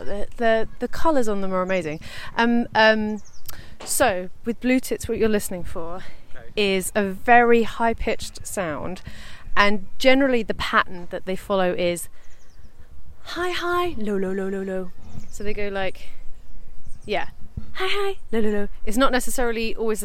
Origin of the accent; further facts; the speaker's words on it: London, United Kingdom; we grew up in Southeast London, where pigeons were sort of mostly what we saw.